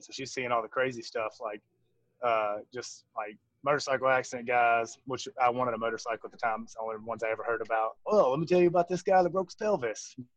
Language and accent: English; Jackson, Mississippi, United States; now in Fort Worth, United States; We're both from Mississippi. I'm from Jackson.